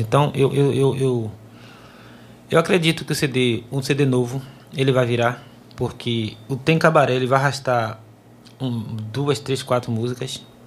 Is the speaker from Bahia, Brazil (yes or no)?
yes; Nazaré, Bahia, Brazil; moved away as an adult; now in Salvador, Brazil; na minha cidade natal, Nazaré das Farinhas